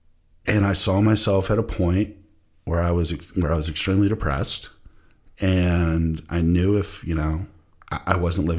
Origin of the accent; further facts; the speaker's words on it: Jacksonville, Florida, United States; You know, long story short, I grew up in Jacksonville, Florida, went to school at Florida State